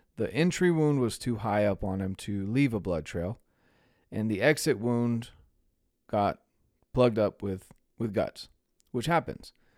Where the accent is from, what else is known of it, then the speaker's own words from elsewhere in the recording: North Carolina, United States; moved away; I'm from North Carolina originally.